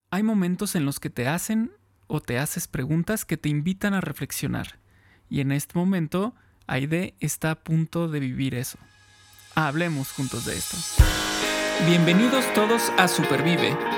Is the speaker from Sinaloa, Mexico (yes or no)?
no; Tampico, Tamaulipas, Mexico; moved away as an adult; also born or lived in Mexico City / California; now in Dallas, United States; Tampico, que es mi, ciudad, que me vio nacer, que me vio crecer